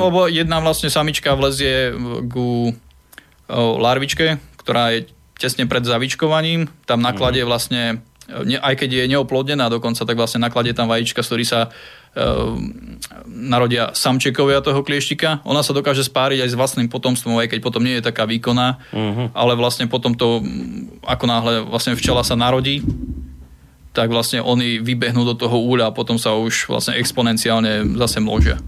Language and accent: Slovak; Brezno, Banská Bystrica Region, Slovakia; now in Bratislava, Slovakia; ja nie som Bratislavčan, ja som Brezňan, takže vlastne začínal som tým, e, s tými včelami vlastne v Brezne, ešte keď som bol malý chalan